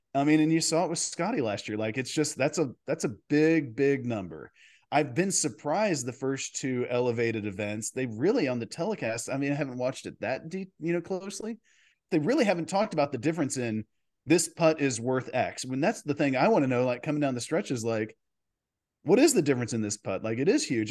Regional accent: Dallas, Texas, United States; I grew up in Dallas

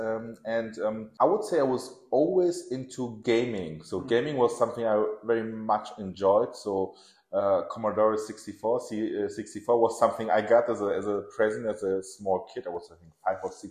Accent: Germany; English is a second language; also born or lived in Tehran, Iran / Nottingham, England / London, England; So I was born in Iran and in Tehran. And we came over to Germany. It was Iran-Iraq, the Gulf War. So we fled Iran and we came here as refugees, actually, to Germany with my parents. It wasn't 85. I was 3 years old. So I was raised in Germany

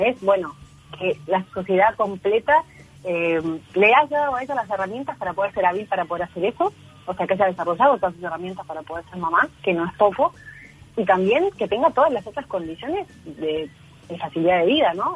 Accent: Uruguay; moved away; also born or lived in Chile; yo soy uruguaya, nací

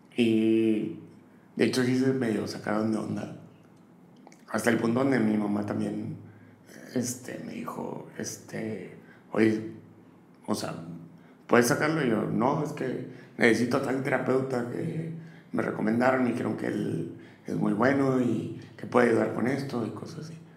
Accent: Matamoros, Tamaulipas, Mexico; moved away as an adult; also born or lived in Austin / New York; now in Monterrey, Mexico; nací en Matamoros y a los 18 años me vine para acá, para, Monterrey

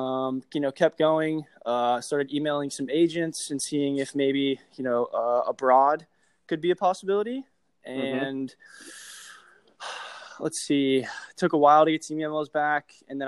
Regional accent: Atlanta, Georgia, United States; also born or lived in Knoxville, Tennessee / Louisville, Kentucky; now in Jacksonville, United States; age 24, just turned 24 this year. I'm originally from Atlanta, Georgia. Spent some time there and then moved to Knoxville, Tennessee, then to Louisville, Kentucky, and now me and my family live in Florida.

